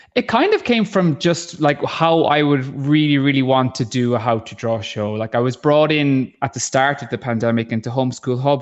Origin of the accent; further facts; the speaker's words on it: Ballycotton, Munster, Ireland; I'm from Ballycotton